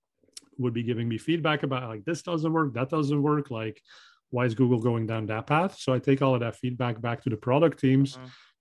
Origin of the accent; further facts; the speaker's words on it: Belgium; English is a second language; moved away; I'm originally from Belgium, so I speak Dutch